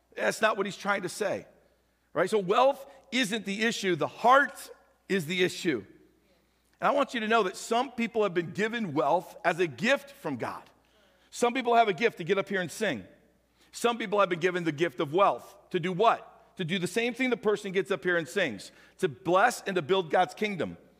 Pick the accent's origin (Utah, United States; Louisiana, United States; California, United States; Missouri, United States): Missouri, United States; St. Louis; now in Nebraska, United States; I grew up with in St. Louis, went to high school together